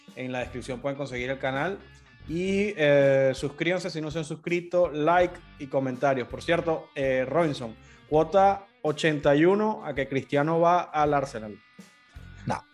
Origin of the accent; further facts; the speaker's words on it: Caracas, Capital District, Venezuela; Soy de Caracas